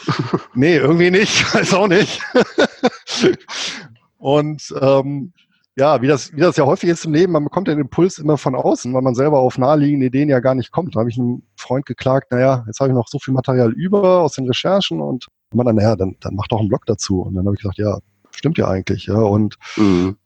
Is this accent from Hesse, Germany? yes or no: no; Bonn, North Rhine-Westphalia, Germany; also born or lived in Spain; now in Southern Lower Saxony, Germany; gebürtig bin ich Rheinländer, komme aus Bonn mit, wie gesagt, spanischen Wurzeln